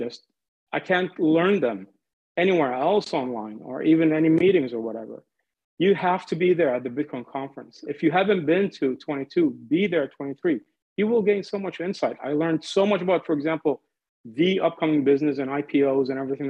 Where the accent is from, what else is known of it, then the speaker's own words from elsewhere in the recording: San Diego, California, United States; moved away as an adult; also born or lived in Iraq; now in Washington, D.C., United States; I was born in Iraq and I grew up in the United States in California mainly. So shout out to San Diego